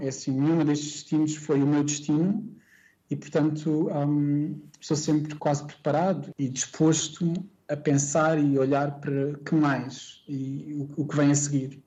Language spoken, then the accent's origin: Portuguese; Setúbal, Portugal; born or raised there; moved away as an adult; also born or lived in Singapore / Indonesia / United Arab Emirates / Germany; now in Kuala Lumpur, Malaysia